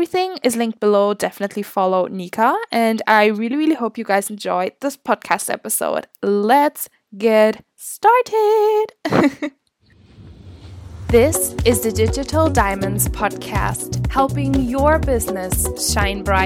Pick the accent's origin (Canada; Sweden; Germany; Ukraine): Germany; moved away as an adult; now in Scotland, United Kingdom; I'm like originally from Germany